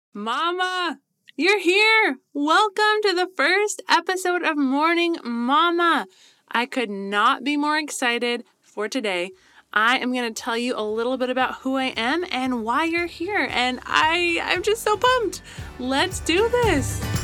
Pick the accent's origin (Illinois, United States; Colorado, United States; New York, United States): Colorado, United States; now in Southern California, United States; I grew up in Colorado, best place ever